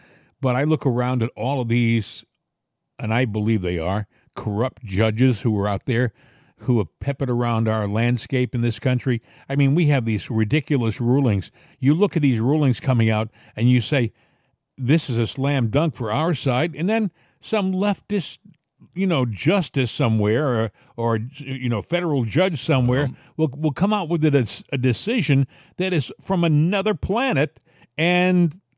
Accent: Massachusetts, United States; also born or lived in Rhode Island; I was from Massachusetts and then Rhode Island. You know, these are states that are solid Democrat.

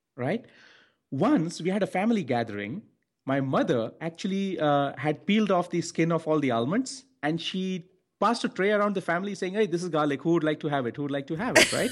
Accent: India; I'm from India

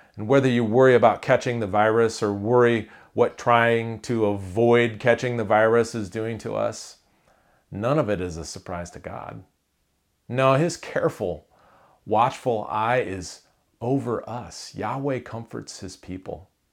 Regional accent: Iowa, United States; I grew up in Iowa

